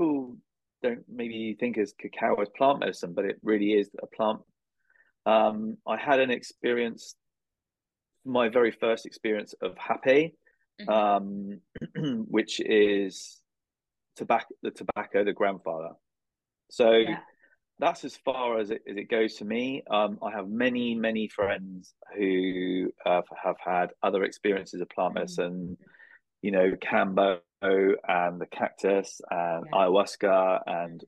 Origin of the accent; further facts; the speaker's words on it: United Kingdom; I'm from the British Isles